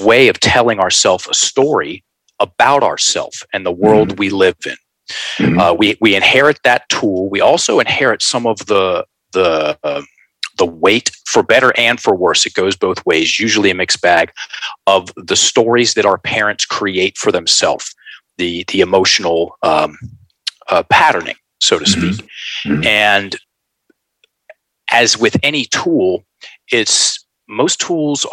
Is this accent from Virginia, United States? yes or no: yes; Richmond, Virginia, United States; Richmond, Virginia. Virginia boy, born and raised